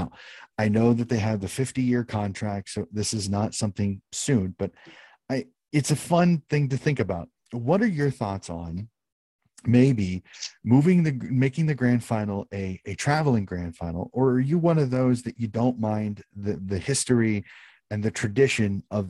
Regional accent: United States; being an American, being in the US

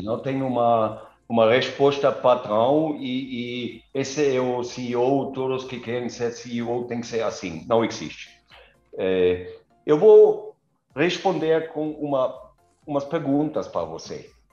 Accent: near Kaiserslautern, Rhineland-Palatinate, Germany; Portuguese is a second language; moved away as an adult; also born or lived in Karlsruhe / Gelsenkirchen; now in Vinhedo, Brazil; Eu, eu nasci no meio da mata, na Alemanha, eh, perto de Kaiserslautern, perto de Frankfurt.

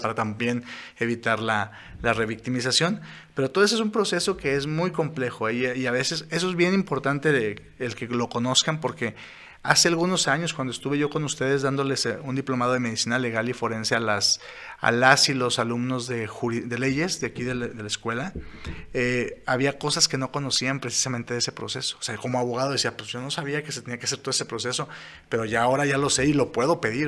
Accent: Saltillo, Coahuila, Mexico; somos de aquí de Saltillo, de aquí de Coahuila, de aquí de México

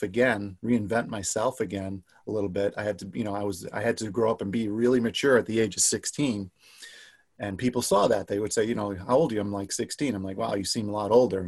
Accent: New York City, New York, United States; now in Rochester, United States; I grew up in New York City

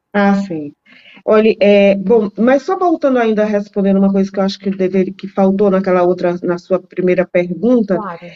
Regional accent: Northeast Region, Brazil; Eu sou nordestina

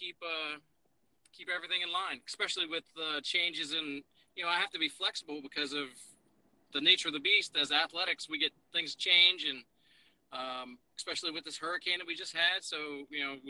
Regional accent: Dover, Delaware, United States; moved away as an adult; also born or lived in Pennsylvania / Charleston, West Virginia / Kentucky / Chattanooga, Tennessee; I'm originally from Pennsylvania, born and raised in PA, but grew up in Delaware, went to high school in Dover, Delaware

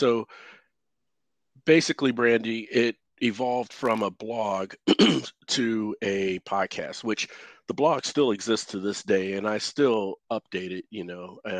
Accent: Cincinnati, Ohio, United States; moved away as an adult; the town I came from, I live in North Texas now, but I came from Cincinnati, Ohio, about 7 years ago.

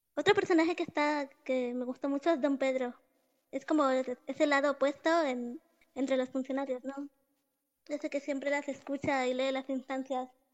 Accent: Nicaragua; soy de Nicaragua

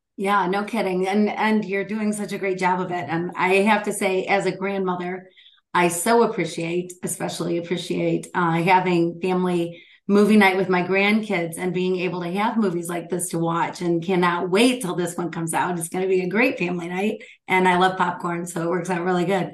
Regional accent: Michigan, United States; Michigan, my home state

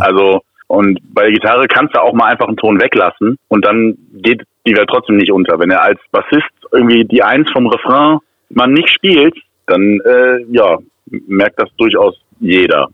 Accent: Bochum, North Rhine-Westphalia, Germany; now in Cologne, Germany; aus, aus Köln, also gebürtig aus Bochum, mittlerweile seit vielen Jahren Wahlkölner

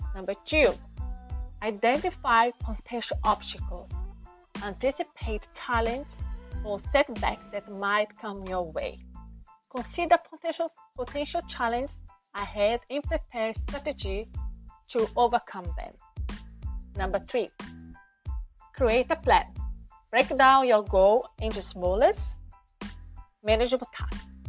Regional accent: Brazil; accent: Brazilian; first language Portuguese; English is a second language; my first language is portuguese i'm from brazil

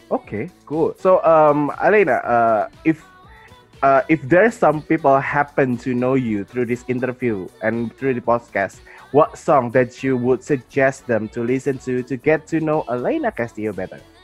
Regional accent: Jakarta, Indonesia; I'm from Indonesia. I'm from Jakarta, Indonesia.

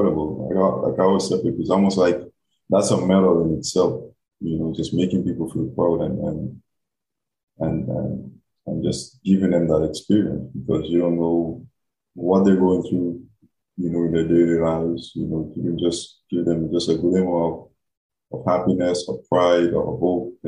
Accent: Guam; moved away as an adult; also born or lived in Alabama; when I'm in my hometown, when I'm in Guam, you know, when I go home

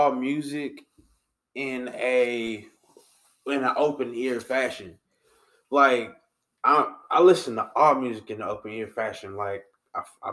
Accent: Louisiana, United States; we're from Louisiana

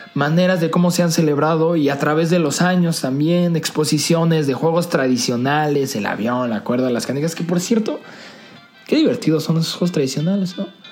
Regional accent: Mexico; nosotros como mexicanos

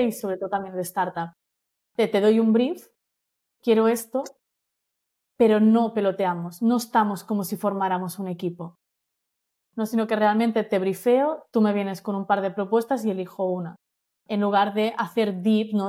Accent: Menorca, Balearic Islands, Spain; soy de Menorca

